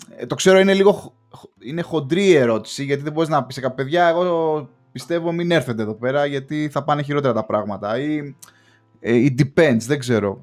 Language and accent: Greek; Greece; now in England, United Kingdom; ως Έλληνας μετανάστης στην Αγγλία, έχοντας κλείσει 5-6 χρόνια